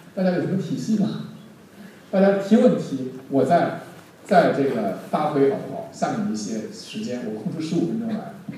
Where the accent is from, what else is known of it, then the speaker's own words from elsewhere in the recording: Henan, China; 我们荷兰人都这样，比较执着